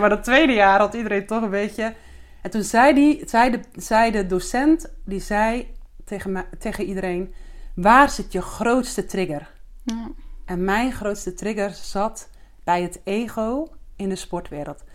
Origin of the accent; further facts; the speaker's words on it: Zeeuws-Vlaanderen, Zeeland, Netherlands; now in Alkmaar, Netherlands; Ik woon met mijn vriend in Alkmaar. Maar ik ben geboren in Zeeuws-Vlaanderen